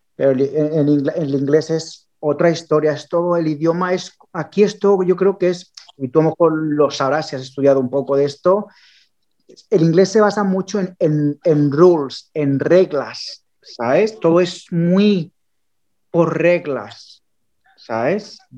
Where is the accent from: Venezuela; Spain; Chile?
Spain; Barcelona, Catalonia; moved away as an adult; now in England, United Kingdom; yo soy de Barcelona, me vine de Barcelona